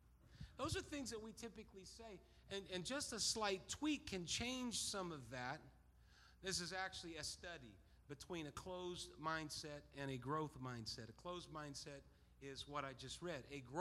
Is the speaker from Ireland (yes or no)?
yes; Ireland; Well, I'm Irish. That's what we do. We get mad.